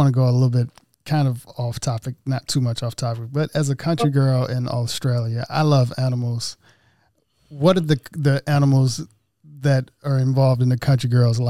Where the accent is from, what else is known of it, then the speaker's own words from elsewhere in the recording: Oxford, Mississippi, United States; I'm from Oxford, Mississippi.